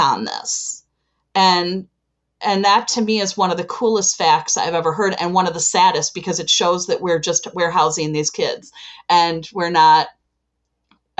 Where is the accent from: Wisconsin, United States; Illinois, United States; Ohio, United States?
Illinois, United States; Chicago; am from Chicago, Illinois